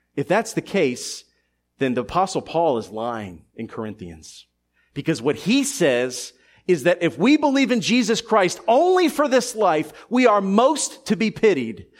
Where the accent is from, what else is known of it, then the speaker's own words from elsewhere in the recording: Philadelphia, Pennsylvania, United States; a teenager growing up in Philadelphia in the early nineties